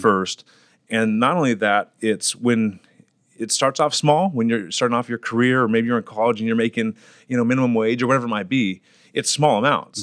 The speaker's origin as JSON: {"language": "English", "town": "Fresno", "region": "California", "country": "United States", "tie": "born or raised there", "said": "I'm born and raised in Fresno, California."}